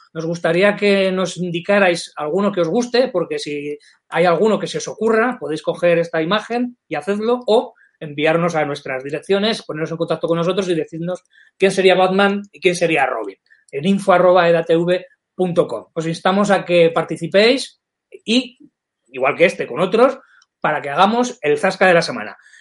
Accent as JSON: {"language": "Spanish", "town": "Calamocha", "region": "Aragon", "country": "Spain", "said": "yo soy de Calamocha, en Teruel"}